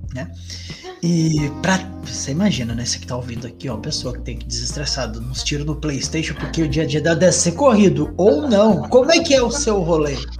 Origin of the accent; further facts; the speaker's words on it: Jacareí, São Paulo, Brazil; eu sou de Jacareí, interior de São Paulo